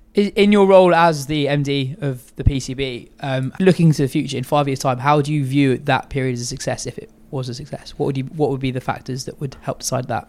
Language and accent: English; England, United Kingdom; first language English; I was born here, uh, a lot of my family's from Pakistan